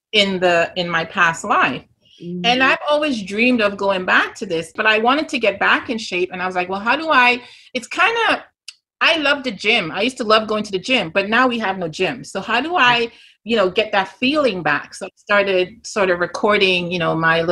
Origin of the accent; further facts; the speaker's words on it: Grenada; accent: Grenadian; moved away; this Grenadian accent